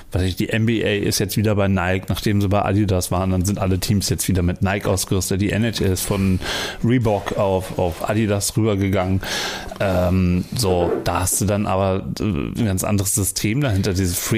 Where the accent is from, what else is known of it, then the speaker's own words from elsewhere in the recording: Berlin, Germany; Ich bin Berliner.